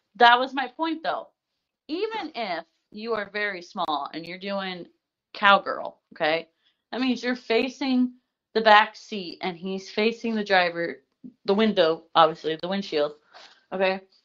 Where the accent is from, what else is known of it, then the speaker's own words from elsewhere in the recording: Indiana, United States; I'm from Indiana